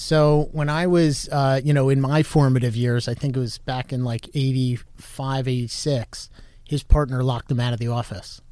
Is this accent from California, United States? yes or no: no; Westfield, New Jersey, United States; moved away as an adult; also born or lived in New York; now in Florida, United States; I grew up in North Jersey, uh, town called Westfield, so about a half hour from Manhattan